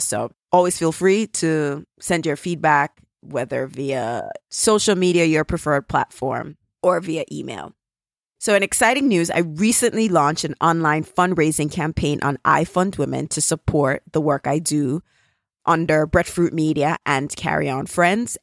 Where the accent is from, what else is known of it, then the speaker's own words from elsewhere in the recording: Jamaica; accent: Jamaican; my Jamaican accent